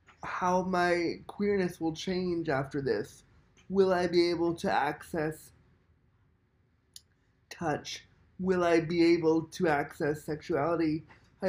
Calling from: Toronto, Ontario, Canada; I'm calling from Toronto, Canada.

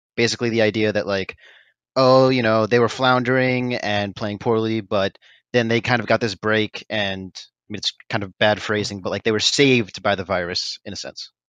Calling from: Matsuyama, Ehime, Japan; I'm calling from Matsuyama in southern Japan

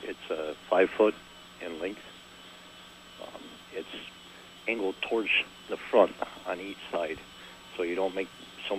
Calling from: Mineville, New York, United States; … in Mineville.

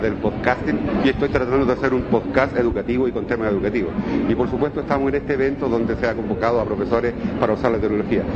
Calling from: San Fernando, O'Higgins, Chile; saludos desde San Fernando, sexta región de Chile

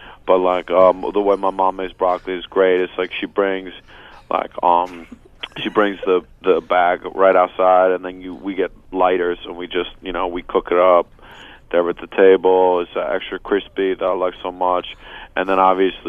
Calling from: West New York, New Jersey, United States; I'm in West New York, New Jersey right now.

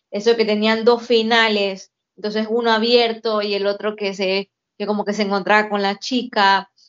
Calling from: Utah, United States; de Utah.

